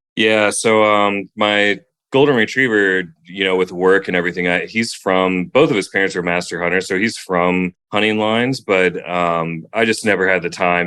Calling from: Phoenix, Arizona, United States; I'm calling from Phoenix, Arizona

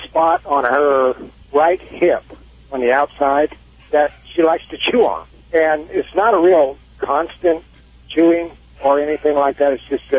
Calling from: Missouri, United States

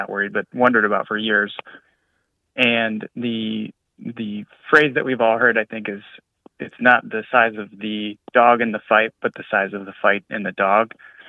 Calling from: Chicago, Illinois, United States; I'm calling from Chicago.

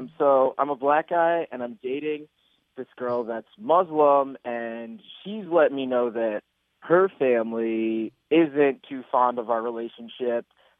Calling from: Schaumburg, Illinois, United States; Hey, I'm from Schaumburg.

